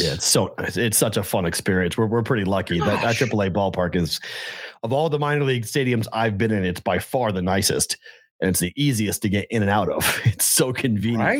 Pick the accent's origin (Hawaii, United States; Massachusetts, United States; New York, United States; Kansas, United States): Massachusetts, United States; northern; I was from northern Mass